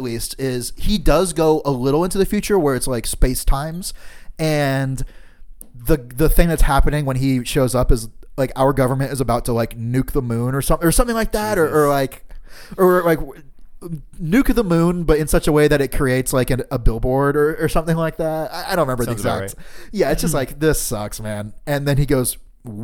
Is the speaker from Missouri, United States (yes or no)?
no; Florida, United States; moved away as an adult; now in Chicago, United States; I'm from Florida. I've been here like, what, almost seven years.